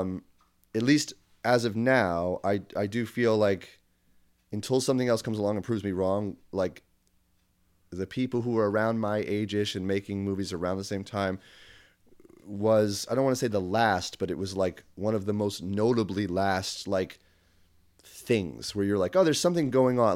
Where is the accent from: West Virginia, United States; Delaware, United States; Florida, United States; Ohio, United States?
Delaware, United States; Wilmington; moved away; I'm from Wilmington, Delaware